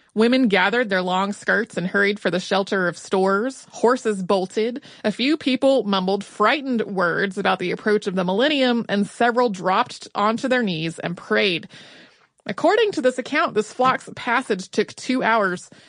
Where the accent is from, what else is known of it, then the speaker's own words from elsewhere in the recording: North Carolina, United States; I grew up in North Carolina